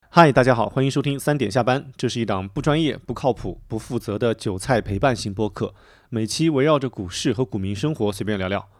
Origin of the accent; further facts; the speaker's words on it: Bengbu, Anhui, China; 我的家乡，就是蚌埠，就安徽的那个一个城市